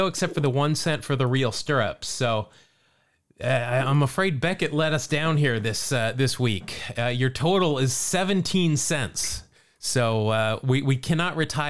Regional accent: Salt Lake City, Utah, United States; I grew up in Salt Lake City

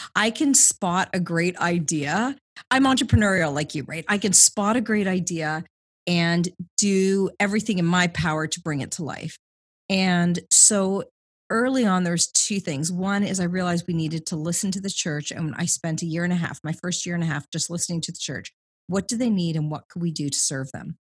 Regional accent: Southwestern Ontario, Canada; moved away as an adult; also born or lived in London, Ontario / Toronto; now in Vancouver, Canada; I grew up in Ontario, Southwestern Ontario

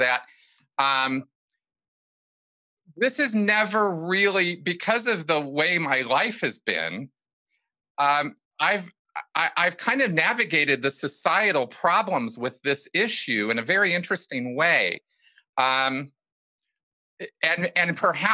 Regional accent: Pasadena, California, United States; I grew up in California, Los Angeles, Pasadena specifically

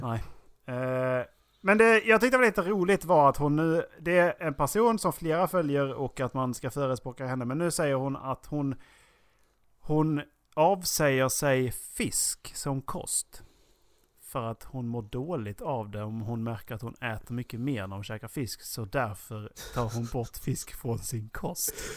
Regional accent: Sweden; vi är från Sverige och att vi är svenskar

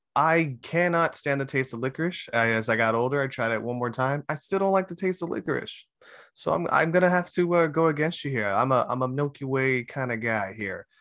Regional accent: Hawaii, United States; I'm Hawaiian

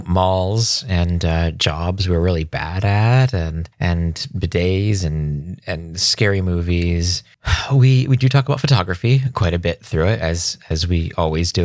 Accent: Pennsylvania, United States; growing up in Pennsylvania, I was fairly close to Long Island

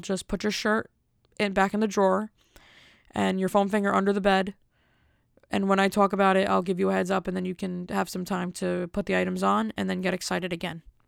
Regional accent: Elizabeth, New Jersey, United States; I'm from Elizabeth.

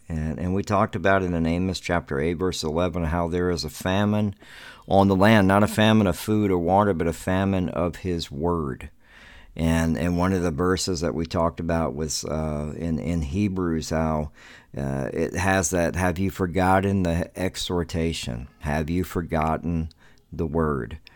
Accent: the South, United States; I grew up in the South

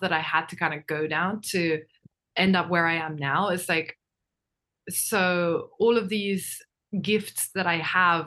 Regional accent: Wajima, Ishikawa, Japan; first language Japanese; I'm born and raised in Japan, but I'm English

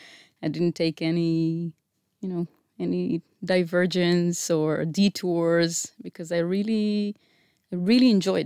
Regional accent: Israel; Okay. I grew up in Estiona.

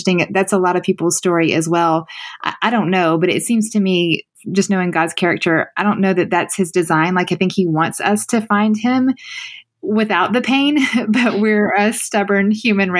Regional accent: the South, United States

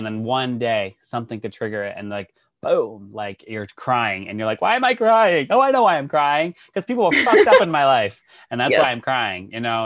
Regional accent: Worcester, Massachusetts, United States; moved away; I'm from Worcester

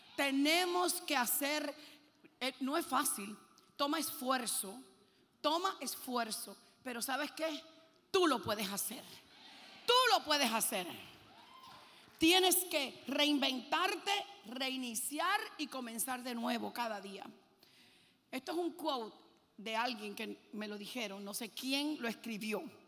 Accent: Puerto Rico; also born or lived in Cuba / Lebanon (parents); Yo nací en Cuba y a los seis años salimos de Cuba y nos fuimos a Puerto Rico. Y yo me crié en Puerto Rico

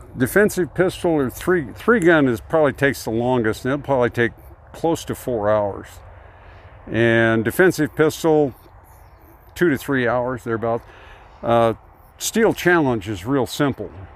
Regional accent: California, United States; also born or lived in Oregon / Fresno, California; now in Montana, United States; where I grew up, there was a little town two miles from the Oregon border in California. In fact, I'm, I'm a native Oregonian 'cause I was born in Oregon

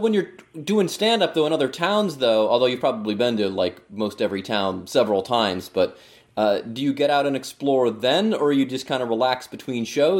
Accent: Cleveland, Ohio, United States; also born or lived in Pittsburgh; now in Cincinnati, United States; I'm not from here originally, although I've lived here for 25 years. I'm from Cleveland. I lived in Pittsburgh for a while

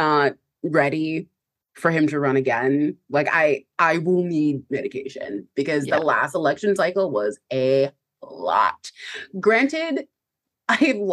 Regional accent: United States; as an American

